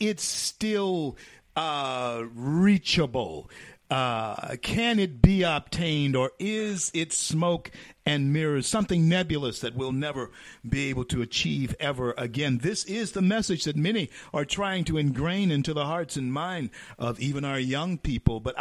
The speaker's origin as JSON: {"language": "English", "town": "Shreveport", "region": "Louisiana", "country": "United States", "tie": "born or raised there", "said": "I grew up in Shreveport, Louisiana"}